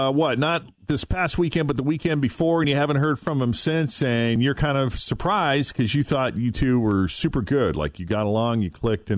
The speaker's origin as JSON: {"language": "English", "town": "Boston", "region": "Massachusetts", "country": "United States", "tie": "born or raised there", "moved": "yes", "lives_now": "Cincinnati, United States", "said": "Because I grew up in Boston, Massachusetts"}